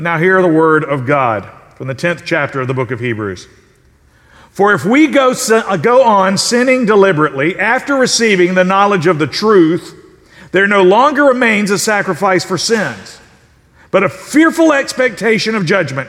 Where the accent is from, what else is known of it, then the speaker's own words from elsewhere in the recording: South Carolina, United States; I'm from South Carolina